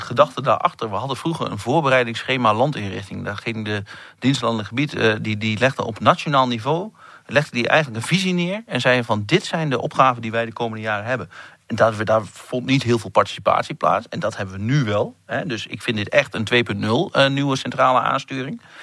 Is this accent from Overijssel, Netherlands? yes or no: yes; eastern Netherlands, about twenty kilometres from Tubbergen, Overijssel, Netherlands; accent: eastern Dutch; je hoort het al een klein beetje aan mijn accent. Ik kom ergens uit het eh, agrarische deel van Nederland, met name het oosten des lands